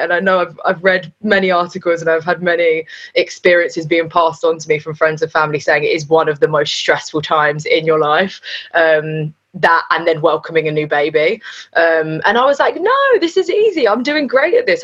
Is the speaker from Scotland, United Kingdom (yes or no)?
no; London, United Kingdom; I was North London, born and bred.